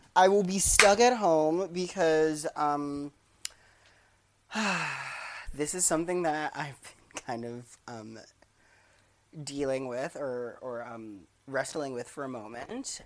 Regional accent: Maryland, United States; they do this in my hometown. There's one street, 34th Street in Maryland

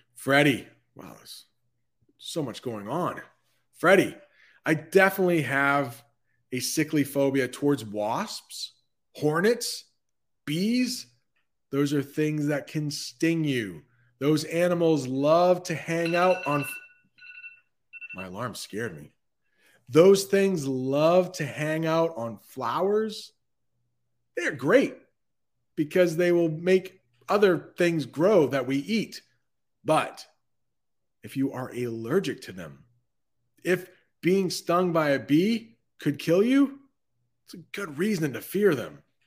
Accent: United States; growing up in the United States in the nineteen eighties

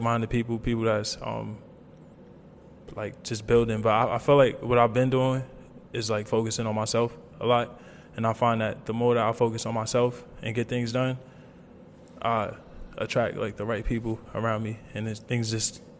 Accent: New York City, New York, United States; I'm from New York City.

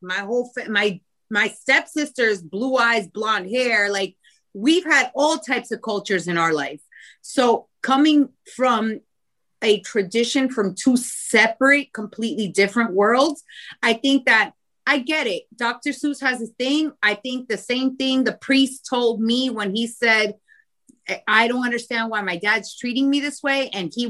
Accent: Costa Rica; Like, I'm from Costa Rica. I'm from a country that has the most blended people ever in this world.

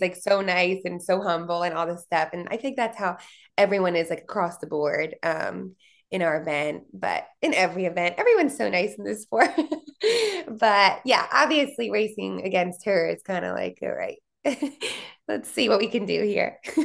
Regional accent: Philadelphia, Pennsylvania, United States; moved away as an adult; also born or lived in New Jersey / Atlanta; now in Indiana, United States; I was from Pennsylvania

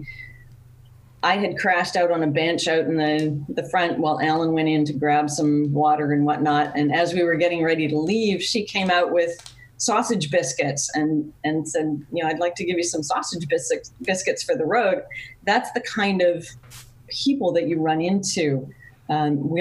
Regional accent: Calgary, Alberta, Canada; now in California, United States; growing up in Canada, and I grew up in Calgary, Alberta

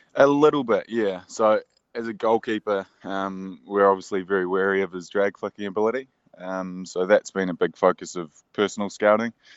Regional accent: New Zealand; the nature of being a Kiwi

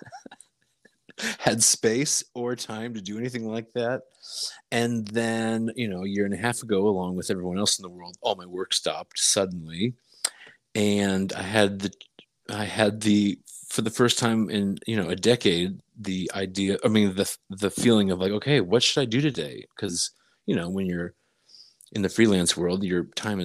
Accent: Dayton, Ohio, United States; moved away; also born or lived in New York; I'm from Ohio, Dayton, Ohio

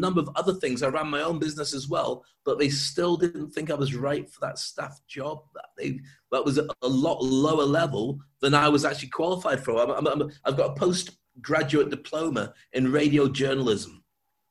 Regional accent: United Kingdom; moved away as an adult; also born or lived in Dubai; I love being British. I'm proud to be British, but I can't live in this country anymore.

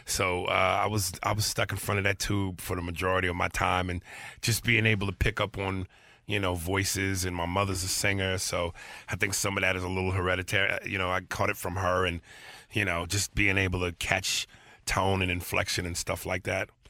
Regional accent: New York, United States; I'm actually from New York

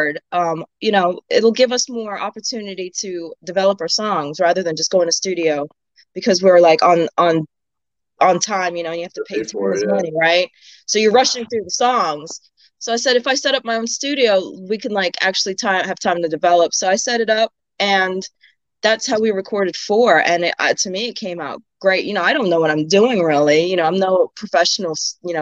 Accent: Maryland, United States; now in Houston, United States; I'm from Maryland originally. Well, I'm a Maryland girl

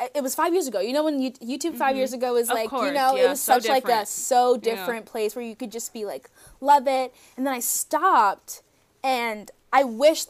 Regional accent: New Jersey, United States; I'm from New Jersey

